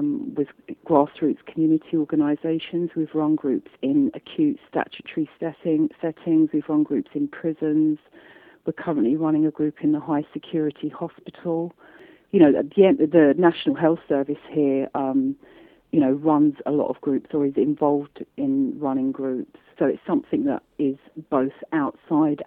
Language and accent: English; London, United Kingdom; I say that as a Londoner